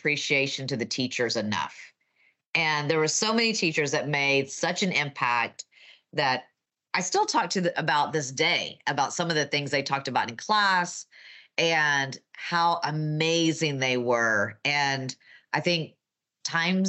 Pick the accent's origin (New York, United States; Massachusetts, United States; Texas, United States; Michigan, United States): Texas, United States; accent: Texan; my Texan accent